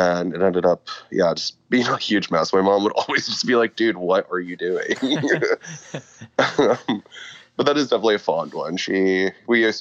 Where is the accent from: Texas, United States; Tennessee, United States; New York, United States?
Texas, United States; La Feria; moved away as an adult; also born or lived in Austin, Texas; I'm originally from the Rio Grande Valley, like a small town called La Feria